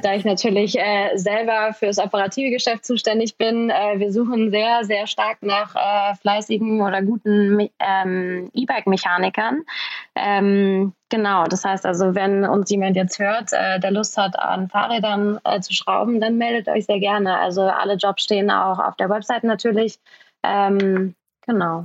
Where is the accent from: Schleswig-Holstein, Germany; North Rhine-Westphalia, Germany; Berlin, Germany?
Berlin, Germany; ich bin Berlinerin, ich kenne mich hier super gut aus